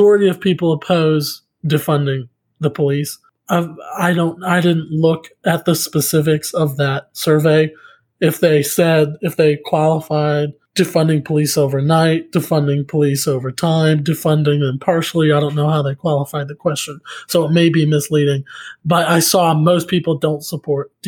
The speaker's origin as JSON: {"language": "English", "town": "Beaver", "region": "Oklahoma", "country": "United States", "tie": "born or raised there", "moved": "yes", "lives_now": "Oklahoma City, United States", "said": "my hometown back in Beaver"}